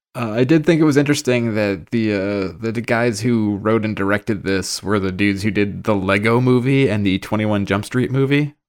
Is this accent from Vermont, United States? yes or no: no; Boston, Massachusetts, United States; being from the Northeast, right? We're from Boston, all of us